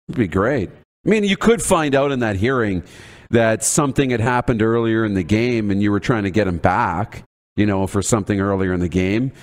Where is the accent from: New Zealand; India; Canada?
Canada; as a Canadian